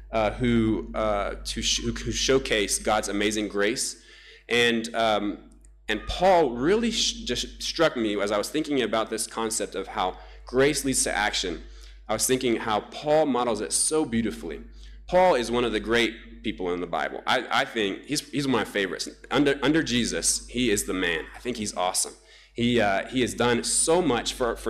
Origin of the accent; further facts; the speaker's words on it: Namibia; moved away; my home country, Namibia, whom I love so much